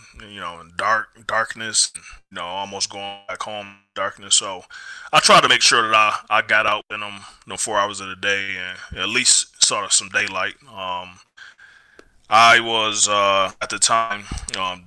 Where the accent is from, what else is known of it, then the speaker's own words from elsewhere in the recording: United States; I'm American.